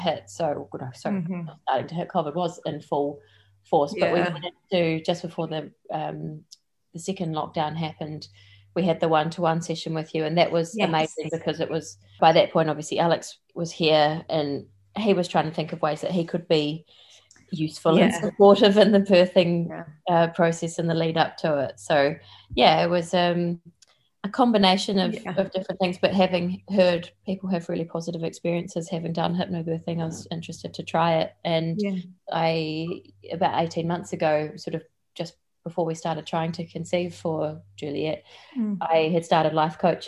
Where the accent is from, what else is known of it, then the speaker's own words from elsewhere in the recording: New Zealand; moved away as an adult; also born or lived in London; now in Essex, United Kingdom; as you can probably pick up from my accent, I'm from New Zealand, but I've been living in the UK for 5 years now